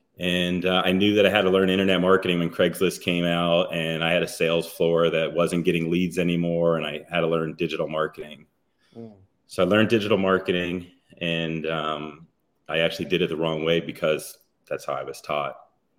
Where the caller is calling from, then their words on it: Aventura, Florida, United States; In Miami or Aventura, Florida, which is North Miami.